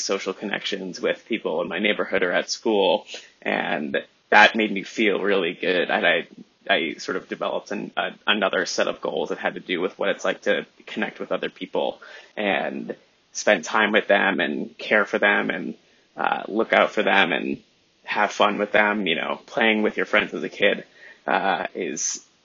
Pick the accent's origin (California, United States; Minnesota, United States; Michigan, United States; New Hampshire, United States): New Hampshire, United States; Southern; I was raised in Southern New Hampshire